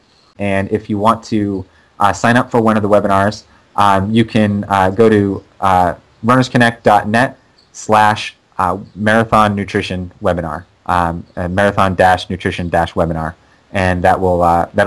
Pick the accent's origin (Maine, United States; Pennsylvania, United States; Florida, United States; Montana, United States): Maine, United States; moved away; I'm from Maine originally, so it's like kind of my hometown race.